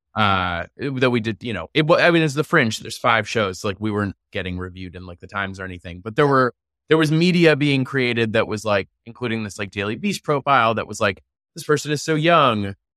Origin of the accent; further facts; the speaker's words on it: New York City, New York, United States; I grew up in New York City